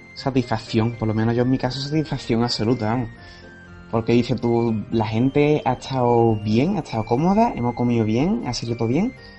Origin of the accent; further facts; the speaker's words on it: Cádiz, Andalusia, Spain; Yo soy de Cádiz